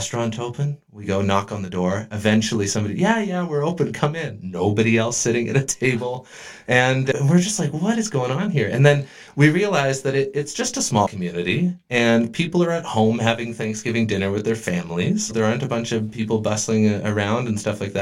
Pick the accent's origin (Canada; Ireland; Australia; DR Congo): Canada; Squamish, British Columbia; also born or lived in Mexico; now in Kimberley, Canada; I grew up in Squamish